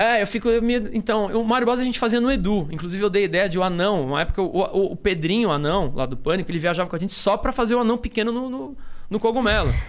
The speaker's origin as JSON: {"language": "Portuguese", "region": "Rio de Janeiro", "country": "Brazil", "said": "eu sou do Rio"}